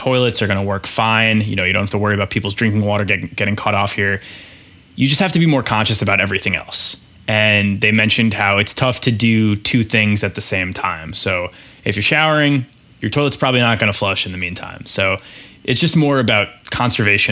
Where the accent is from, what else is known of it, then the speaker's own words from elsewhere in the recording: New York, United States; as a New Yorker